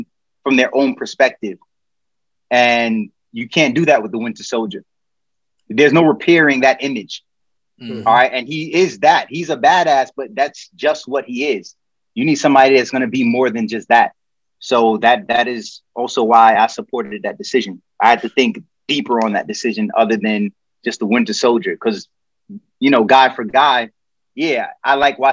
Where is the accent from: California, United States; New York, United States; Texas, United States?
New York, United States; New York City; We out here, son. Kings County, all day